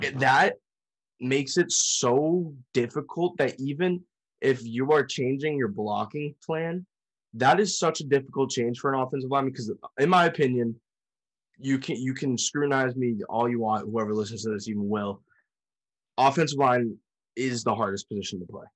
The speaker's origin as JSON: {"language": "English", "region": "New England", "country": "United States", "said": "we're from New England"}